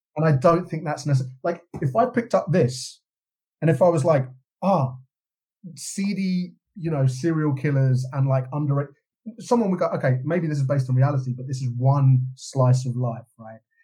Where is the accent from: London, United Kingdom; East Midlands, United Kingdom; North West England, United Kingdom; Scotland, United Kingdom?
London, United Kingdom; I grew up in London in the kind of the Britpop movement